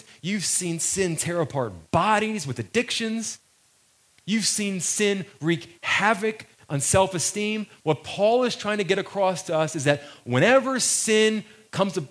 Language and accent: English; United States; I was born in America. And because I was born in America, that makes me an American